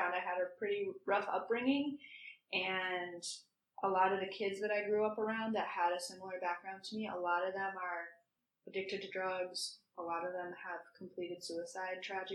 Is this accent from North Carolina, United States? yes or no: no; Minnesota, United States; moved away; I'm from Minnesota.